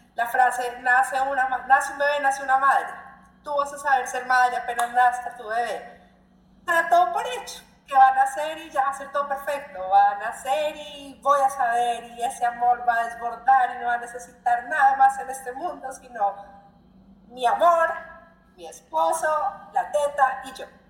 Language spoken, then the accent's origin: Spanish; Colombia; moved away as an adult; now in Brazil; colombiana que vive en Brasil, ya cinco años